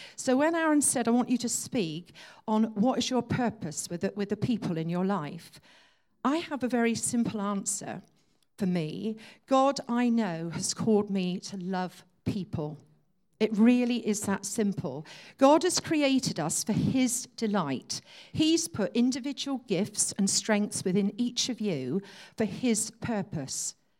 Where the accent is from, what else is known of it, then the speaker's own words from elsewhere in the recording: Exeter, South West England, United Kingdom; I was born and brought up in Exeter.